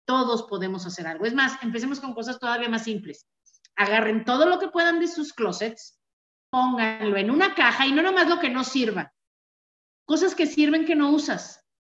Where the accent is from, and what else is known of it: Mexico